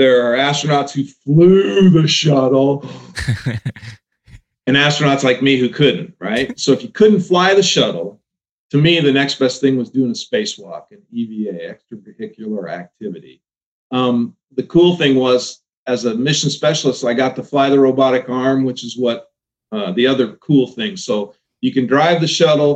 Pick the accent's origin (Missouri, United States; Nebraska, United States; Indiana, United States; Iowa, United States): Nebraska, United States; Omaha; I'm from the Omaha area